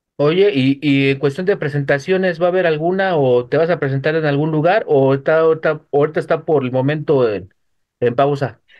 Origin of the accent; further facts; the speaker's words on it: Mexico City, Mexico; De la Ciudad de México.